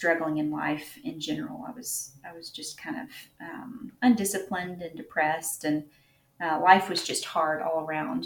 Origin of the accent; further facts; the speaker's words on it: Nashville, Tennessee, United States; I live in Tennessee. I grew up in the Nashville area.